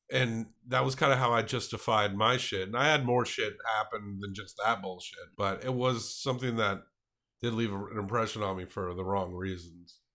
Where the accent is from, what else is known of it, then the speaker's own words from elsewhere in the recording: the South, United States; I grew up in the South, so you kinda had a lotta old school people